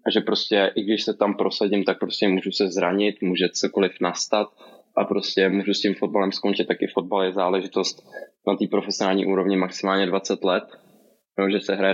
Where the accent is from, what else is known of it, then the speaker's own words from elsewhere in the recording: Brno, South Moravian Region, Czechia; ne, samozřejmě, že ne. jako Brňák.